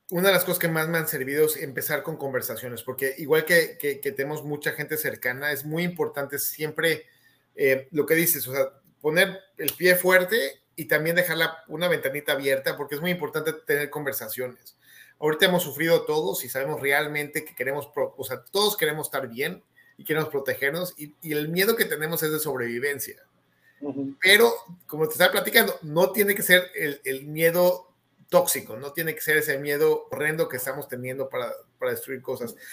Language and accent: Spanish; Mexico City, Mexico; soy de la Ciudad de México, esto todo mi pasado también